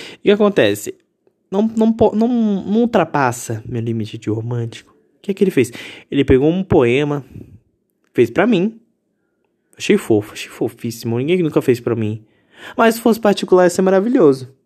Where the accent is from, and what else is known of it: Brazil